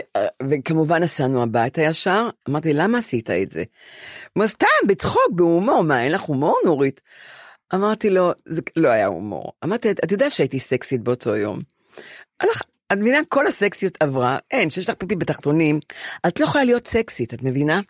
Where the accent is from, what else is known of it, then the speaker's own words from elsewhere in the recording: Ramat Gan / Bnei Brak, Tel Aviv District, Israel; עברנו לב... לגור עם, עם סבא שלי בבני ברק לשלוש آ- שנים, אה. כי בנו בית ברמת גן